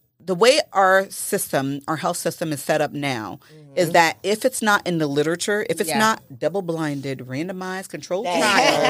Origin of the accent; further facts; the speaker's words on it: Haiti; now in United States; Because I'm from Haiti, and there is so much herbal knowledge.